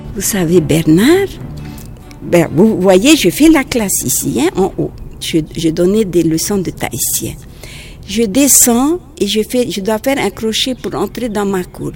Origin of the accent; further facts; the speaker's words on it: French Polynesia; French is a second language; quelquefois je fais des fautes en français parce que je suis polynésienne. Alors, euh, quelquefois je fais des fautes, il faut être indulgent parce que c'est pas ma langue maternelle